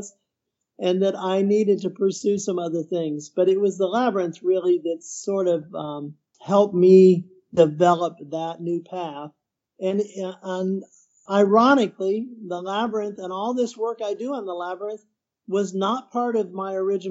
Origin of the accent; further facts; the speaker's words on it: Midwest, United States; moved away as an adult; also born or lived in Peru; now in Houston, United States; I'm from the Midwest